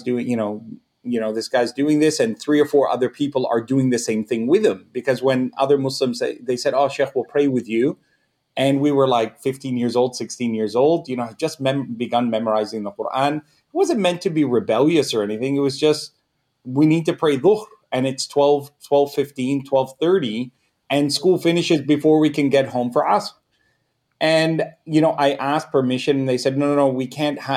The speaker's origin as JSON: {"language": "English", "country": "Canada", "said": "I'm Canadian. I wouldn't say I'm Egyptian. I'm Canadian"}